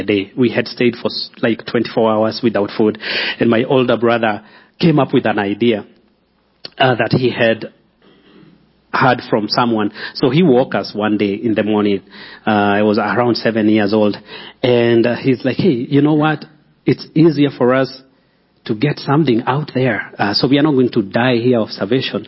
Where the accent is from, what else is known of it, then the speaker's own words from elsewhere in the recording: Kenya; moved away as an adult; also born or lived in Nairobi, Kenya; now in Colorado Springs, United States; I'm from Kenya, but I live here in Colorado Springs with my family.